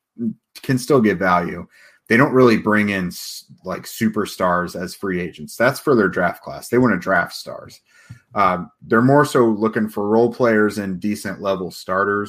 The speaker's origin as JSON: {"language": "English", "region": "Central Indiana", "country": "United States", "said": "I'm from Central Indiana"}